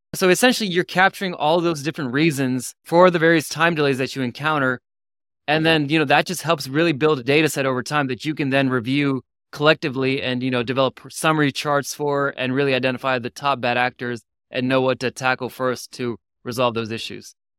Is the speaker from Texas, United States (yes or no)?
yes; Houston, Texas, United States; moved away; When I grew up in Houston for twenty-something years